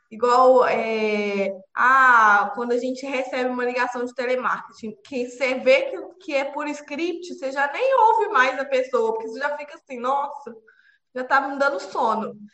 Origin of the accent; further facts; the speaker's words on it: Juiz de Fora, Minas Gerais, Brazil; eu tenho 29 anos, eu sou de Juiz de Fora